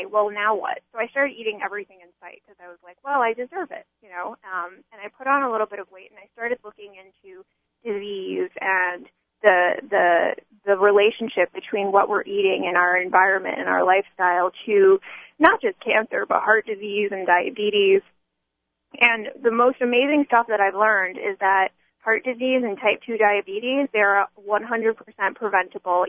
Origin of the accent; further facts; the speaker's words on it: United States; I grew up in America, in a Jewish home in America